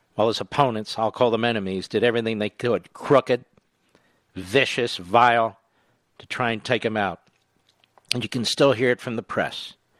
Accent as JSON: {"language": "English", "town": "Philadelphia", "region": "Pennsylvania", "country": "United States", "tie": "born or raised there", "said": "Philadelphia, Pennsylvania, my hometown"}